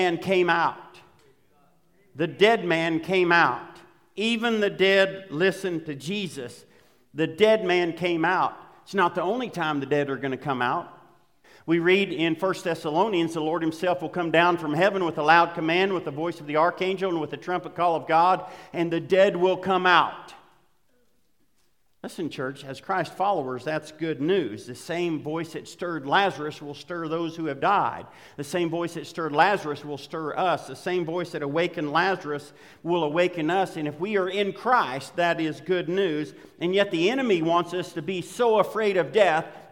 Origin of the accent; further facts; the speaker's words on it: Western Oklahoma, United States; I grew up in Western Oklahoma